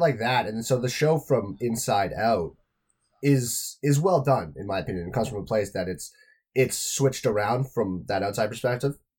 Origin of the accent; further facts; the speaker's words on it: Toronto, Ontario, Canada; I'm from Toronto